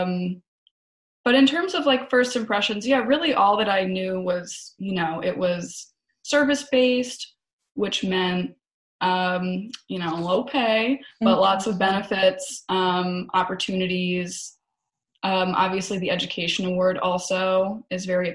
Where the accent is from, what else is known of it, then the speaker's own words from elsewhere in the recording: outside of Philadelphia, Pennsylvania, United States; also born or lived in Baltimore; I grew up outside of Philadelphia